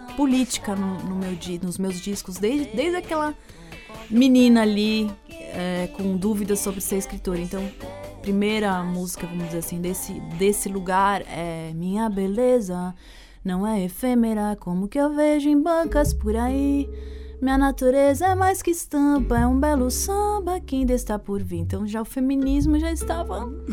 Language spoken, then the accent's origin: Portuguese; São Paulo, Brazil; also born or lived in United States; sendo paulistana